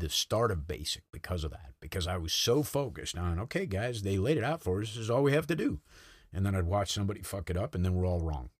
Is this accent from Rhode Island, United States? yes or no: yes; North Kingstown, Rhode Island, United States; moved away as an adult; I grew up in North Kingstown, Rhode Island